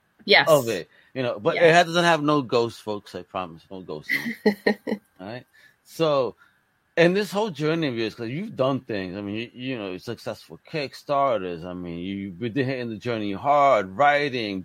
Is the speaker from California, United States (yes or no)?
no; New York, United States; moved away; I grew up in New York